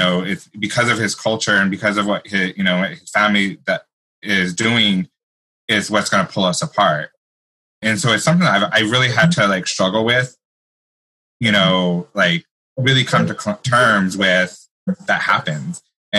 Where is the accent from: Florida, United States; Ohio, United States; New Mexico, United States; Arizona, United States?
New Mexico, United States; growing up in New Mexico, and it's such a strong Latin culture, it was really hard for someone to, you know, be openly gay.